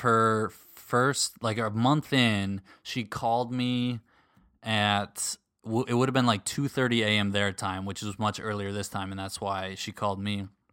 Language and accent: English; suburbs of Minneapolis, Minnesota, United States; moved away; we were in the suburbs of the Twin Cities, suburbs of Minneapolis